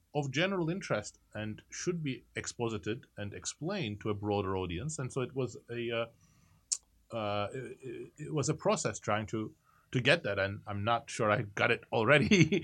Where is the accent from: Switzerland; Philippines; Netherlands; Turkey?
Turkey; moved away; I was growing up in Turkey at the time